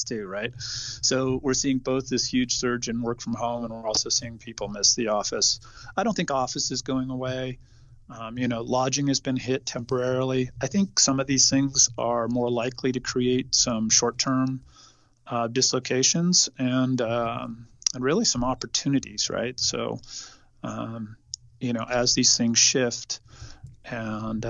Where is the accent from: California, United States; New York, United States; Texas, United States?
California, United States; I was born and raised in California